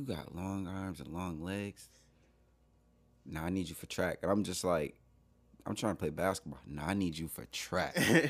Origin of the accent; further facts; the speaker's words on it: Buffalo, New York, United States; I am from Buffalo, yeah.